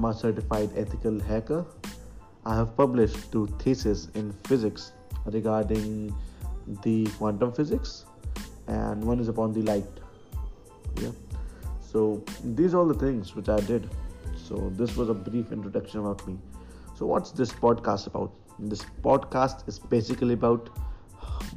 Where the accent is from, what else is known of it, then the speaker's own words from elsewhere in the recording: Agra, Uttar Pradesh, India; Agra is my hometown